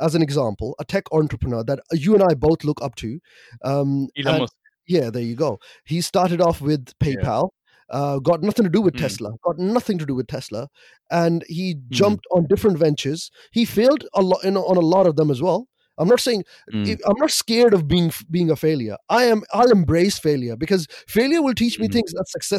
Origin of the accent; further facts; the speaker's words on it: Pakistan; me being a Pakistani